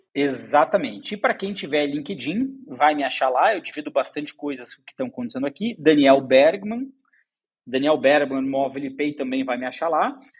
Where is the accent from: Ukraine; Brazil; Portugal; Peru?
Brazil; Curitiba, Paraná; moved away as an adult; now in São Paulo, Brazil; Eu sou curitibano, é, cresci lá